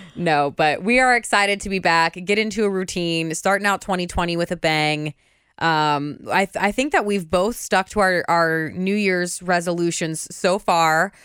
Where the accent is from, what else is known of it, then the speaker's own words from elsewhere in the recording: Indiana, United States; we grew up in Indiana